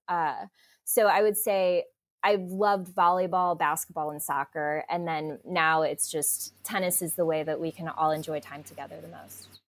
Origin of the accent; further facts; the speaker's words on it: Midwest, United States; I grew up in the Midwest and my parents are both very athletic